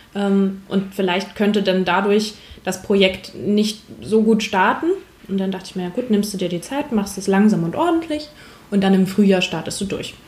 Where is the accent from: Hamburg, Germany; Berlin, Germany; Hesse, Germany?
Hamburg, Germany; ich komme ursprünglich aus Hamburg